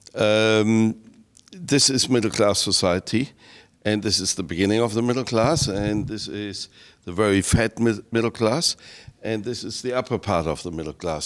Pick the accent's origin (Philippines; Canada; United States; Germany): Germany; I come from Germany, 80 million